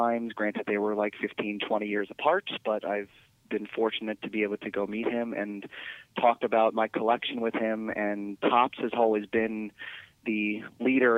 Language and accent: English; New York, United States; now in Charleston, United States; When I was growing up in New York State